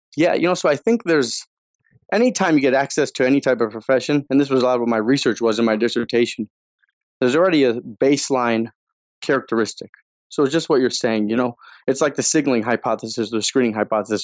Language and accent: English; Northeast, United States; now in Chicago, United States; I was growing up in the Northeast